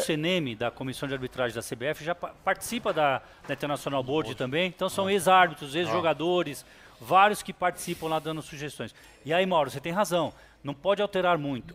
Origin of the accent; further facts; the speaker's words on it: São Paulo, Brazil; also born or lived in Urandi, Bahia; vim para São Paulo com um ano de idade